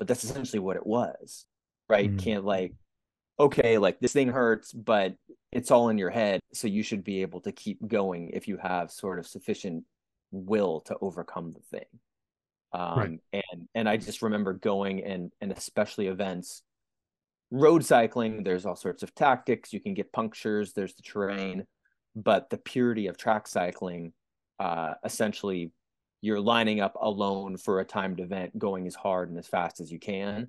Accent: San Francisco Bay Area, California, United States; I grew up in the San Francisco Bay Area in the late 80s, 1990s

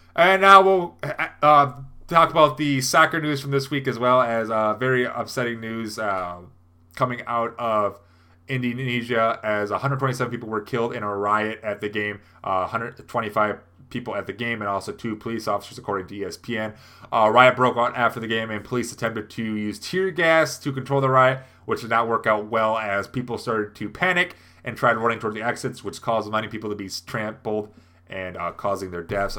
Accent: Midland, Michigan, United States; here in my hometown

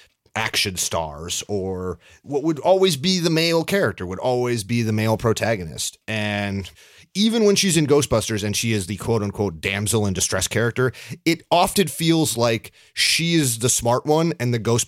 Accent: Canada; I'm Canadian.

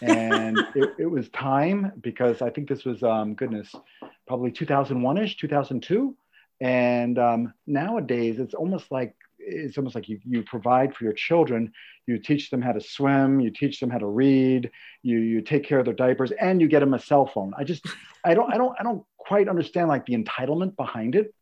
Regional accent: New York, United States; I'm from New York

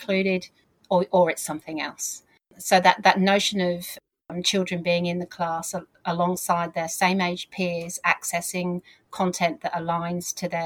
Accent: South of England, United Kingdom; as you've picked up with my accent, I grew up in the south of England

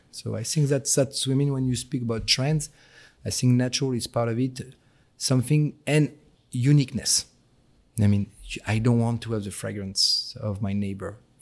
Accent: near the Belgian border, Hauts-de-France, France; accent: French; English is a second language; moved away as an adult; also born or lived in Paris; now in United States; I was born in Paris and I was raised in an northern part of France next to the border with Belgium

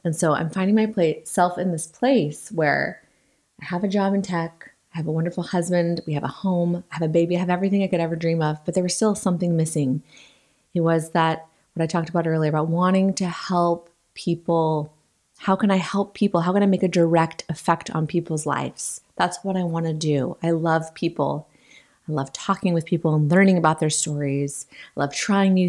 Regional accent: Western Washington, United States; I grew up in Western Washington. I've lived here my whole life

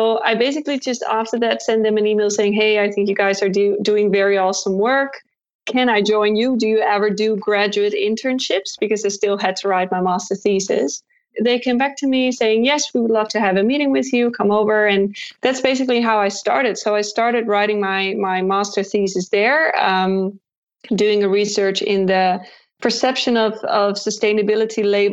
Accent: Amsterdam, North Holland, Netherlands; accent: Dutch; English is a second language; I studied at the VU University in Amsterdam, the Netherlands, which is where I'm from. As you can maybe tell from my accent, even though I tried to hide it, but I still kind of have this Dutch accent going on

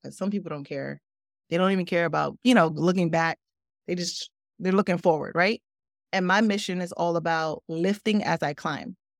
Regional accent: Newark, New Jersey, United States; also born or lived in Brooklyn, New York; I grew up in Newark. I grew up in Brooklyn first, then moved to Newark.

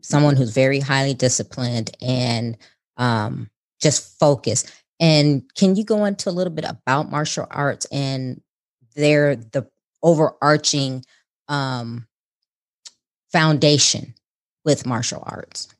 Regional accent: Chicago, Illinois, United States; moved away; I'm originally from Chicago

